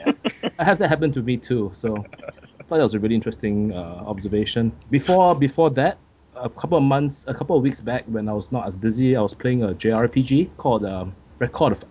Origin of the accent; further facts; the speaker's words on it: Charlotte, North Carolina, United States; Charlotte Bobcats on on my on my game that's my hometown